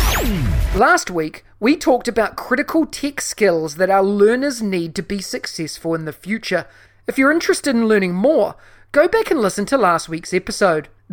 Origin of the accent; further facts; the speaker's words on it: New Zealand; my home country of New Zealand